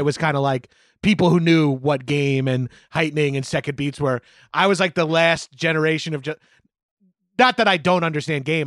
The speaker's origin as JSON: {"language": "English", "area": "Long Island", "region": "New York", "country": "United States", "said": "I'm from Long Island, just outside of New York City."}